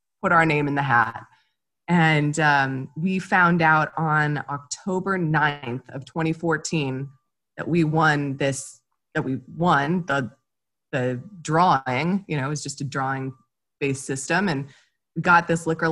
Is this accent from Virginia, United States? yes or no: no; Connecticut, United States; moved away as an adult; also born or lived in Amherst, Massachusetts / Boston, Massachusetts; now in California, United States; I'm from Connecticut, but I studied hospitality at UMass Amherst